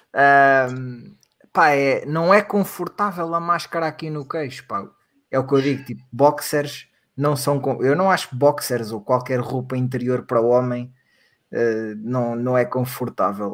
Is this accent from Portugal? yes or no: yes; Portugal; cá em Portugal